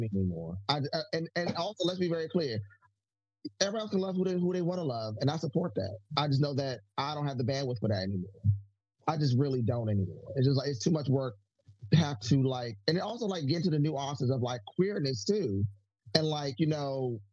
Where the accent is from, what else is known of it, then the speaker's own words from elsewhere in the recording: United States; I, as an American, African-American person, Black American